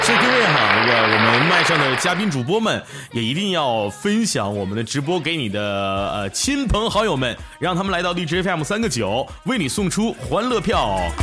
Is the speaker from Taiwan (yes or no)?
no; Northeast China, China; 我是东北